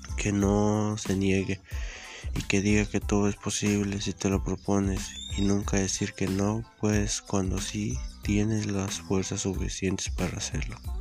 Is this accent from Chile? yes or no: no; Mexico; nuestro México